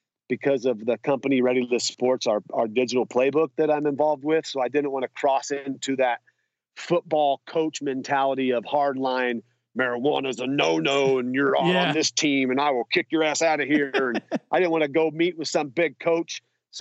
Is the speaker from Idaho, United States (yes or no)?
yes; Idaho, United States; I grew up in Idaho with some pretty, you know, open-minded parents and family